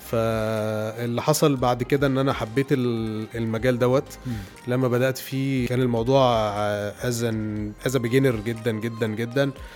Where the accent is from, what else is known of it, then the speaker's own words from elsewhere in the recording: Alexandria, Alexandria Governorate, Egypt; moved away as an adult; also born or lived in Cairo; وأنا اسكندراني